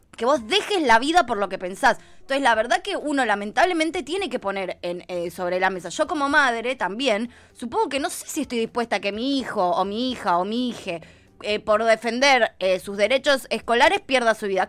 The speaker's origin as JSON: {"language": "Spanish", "country": "Argentina"}